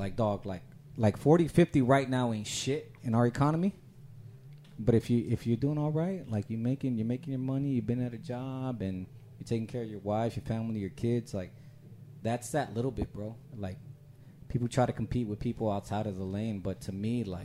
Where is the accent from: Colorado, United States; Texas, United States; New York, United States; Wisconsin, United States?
Texas, United States; San Antonio; big west side. That's where I grew up.